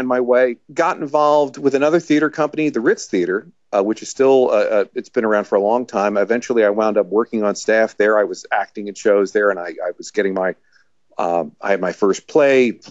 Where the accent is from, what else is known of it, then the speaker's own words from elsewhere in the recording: Laurel Springs, New Jersey, United States; I was born in Laurel Springs, New Jersey. which is why I'm trying to talk slower because, you know, where everything moves fast around here in the Northeast.